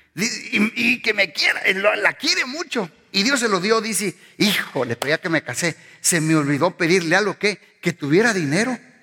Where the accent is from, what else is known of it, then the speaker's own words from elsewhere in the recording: Mexico; moved away; pues yo soy mexicano.